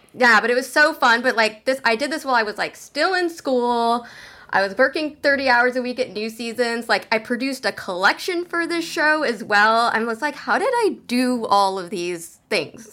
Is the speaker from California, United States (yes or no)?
yes; San Jose, California, United States; moved away as an adult; also born or lived in Portland, Oregon; I am originally from San Jose, California